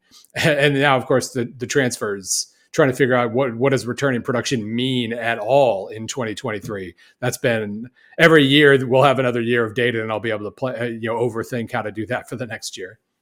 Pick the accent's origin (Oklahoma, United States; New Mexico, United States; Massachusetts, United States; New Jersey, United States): Oklahoma, United States; moved away; also born or lived in Missouri; I grew up in Oklahoma